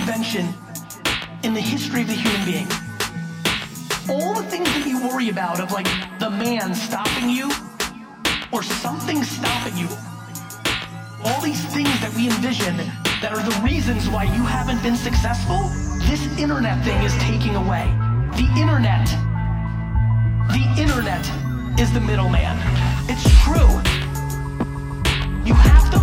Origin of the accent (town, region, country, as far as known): New York City, New York, United States; born or raised there; also born or lived in Soviet Union